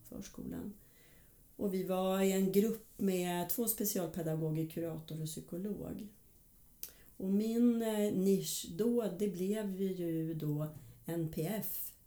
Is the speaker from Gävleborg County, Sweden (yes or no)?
yes; Hudiksvall, Gävleborg County, Sweden; moved away as an adult; also born or lived in Stockholm; född och uppvuxen i Hudiksvall. Men eh, när jag var ja, 18 tror jag var så flyttade jag till eh, Stockholm